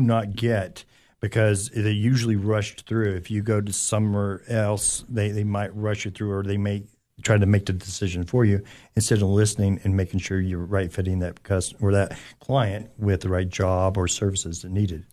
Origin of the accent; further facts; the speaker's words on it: Anderson County, Tennessee, United States; also born or lived in California / Knoxville, Tennessee; I'm originally from California, and we moved here, uh, and, uh, grew up, uh, a little bit out in Anderson County area